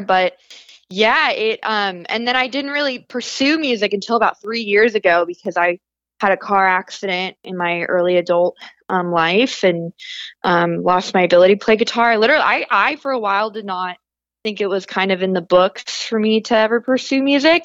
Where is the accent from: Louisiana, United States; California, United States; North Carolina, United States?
California, United States; Northern; I grew up as a pastor's kid in Northern California